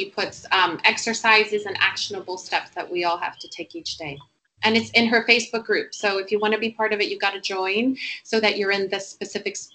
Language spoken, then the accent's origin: English; Puerto Rico; moved away as an adult; also born or lived in United States; now in London, United Kingdom; I actually live in London, um, United Kingdom. I've been there 20 years, but I'm originally from Puerto Rico. Um, I got to London via the US, where I, I did university and I worked on Wall Street.